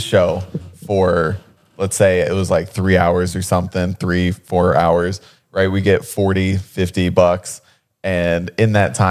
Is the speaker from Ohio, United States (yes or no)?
yes; Ohio, United States; now in Los Angeles, United States; growing up in Ohio, I wanted to be like a skateboarder so bad.